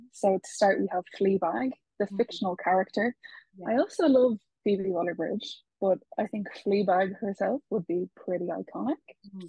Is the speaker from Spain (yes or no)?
yes; Spain; born there; I was actually, let's not go into it, but I was born in Spain. It's a big spiel.